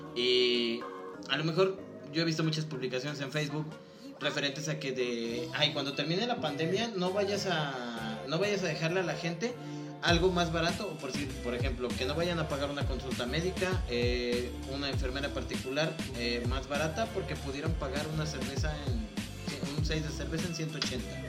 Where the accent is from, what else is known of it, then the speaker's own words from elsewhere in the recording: Mexico; como mexicanos